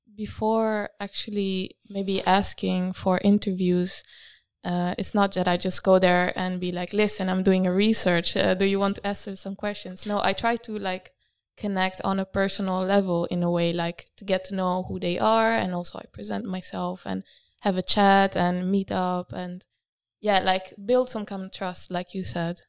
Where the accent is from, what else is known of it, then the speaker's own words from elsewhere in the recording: Italy; moved away as an adult; now in Rotterdam, Netherlands; I am from Italy